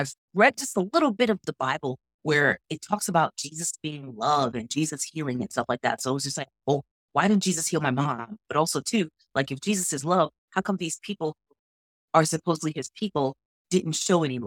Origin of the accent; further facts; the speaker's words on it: New York, United States; I grew up, born and raised in New York, grew up pretty much in church all the time